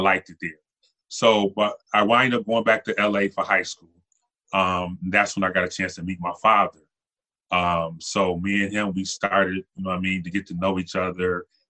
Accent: Buffalo, New York, United States; also born or lived in Los Angeles; I was born in Los Angeles. My mother's out there. My father went away to Vietnam. So my mother was out in Los Angeles kind of struggling by herself. So she sent me back to Buffalo where she was from.

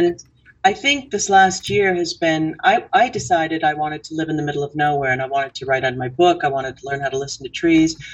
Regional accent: Seattle, Washington, United States; I didn't grow up doing that in Seattle

